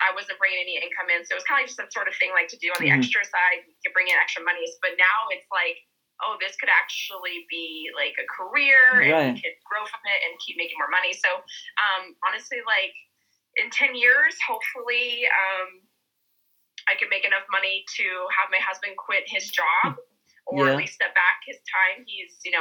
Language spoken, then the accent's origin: English; Colorado, United States; I'm from Colorado, born and raised, native, never gonna leave, always gonna be here.